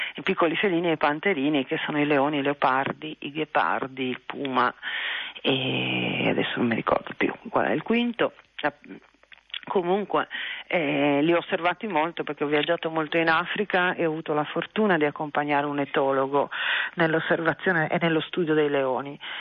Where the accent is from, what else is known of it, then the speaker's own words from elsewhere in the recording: Trieste, Friuli-Venezia Giulia, Italy; moved away as an adult; io sono triestina sì, eh, ho vissuto a Trieste fino, fino a vent'anni, poco più